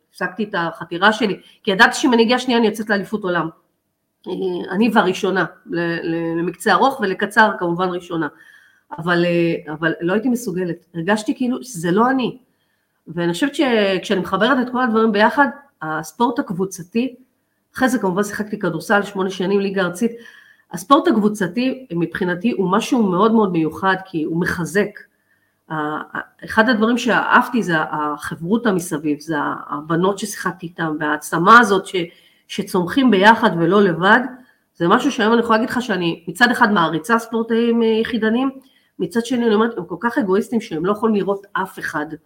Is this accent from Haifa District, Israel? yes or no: yes; Haifa, Haifa District, Israel; הייתי צריכה לנסוע מהקריות אה, להפועל חיפה